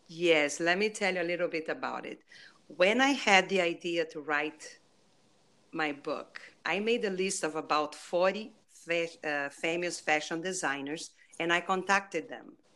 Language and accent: English; Brazil; English is a second language; moved away; my accent, I am from Brazil